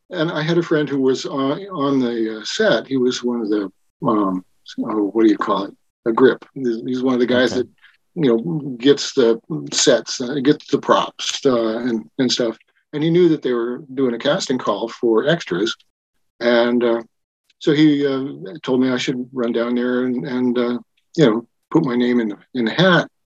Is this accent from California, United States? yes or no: no; Wyoming, United States; now in Eugene, United States; grew up in Wyoming, and you know, I was kind of a redneck out there. And when we moved to Eugene, I just totally moved to the left and embraced the tie-dye hippie culture.